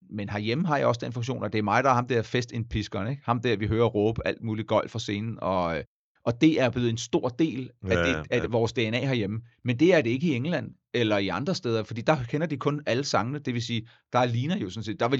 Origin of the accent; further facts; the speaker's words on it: Denmark; jeg er dansker